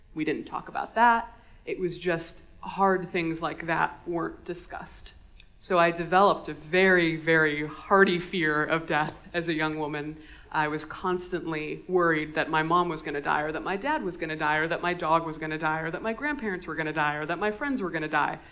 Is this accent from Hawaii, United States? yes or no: yes; Honolulu, Hawaii, United States; I grew up in Honolulu, in Hawaii